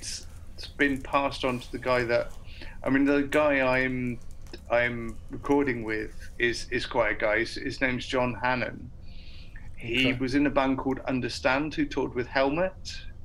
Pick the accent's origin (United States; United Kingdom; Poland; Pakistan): United Kingdom; Portsmouth, South East England; also born or lived in Edinburgh; down in Portsmouth, my hometown